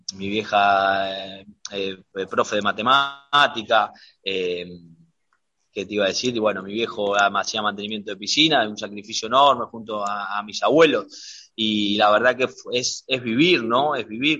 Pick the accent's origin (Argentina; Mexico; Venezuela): Argentina; acá en mi país